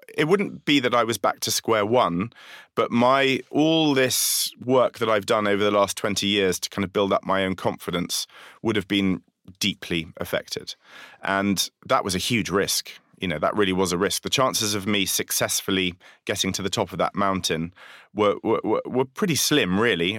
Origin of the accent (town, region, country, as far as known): London, United Kingdom; accent: Londoner